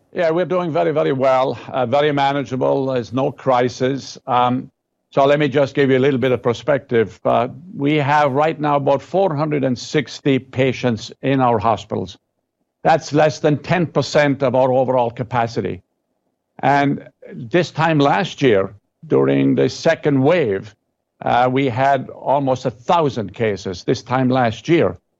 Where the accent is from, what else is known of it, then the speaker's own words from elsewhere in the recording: West Virginia, United States; I'm from West Virginia